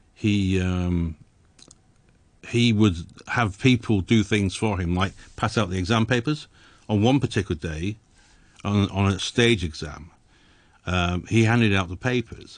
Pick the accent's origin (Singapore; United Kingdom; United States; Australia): United Kingdom; England; moved away as an adult; I was born in England